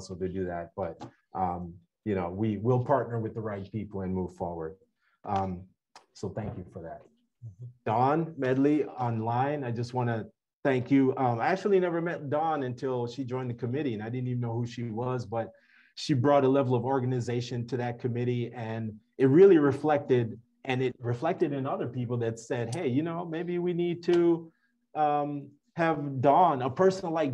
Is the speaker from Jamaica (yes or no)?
yes; Jamaica; now in United States; I spent 6 years in there as a Jamaican citizen. I was actually holding a green card when I went into the US Navy.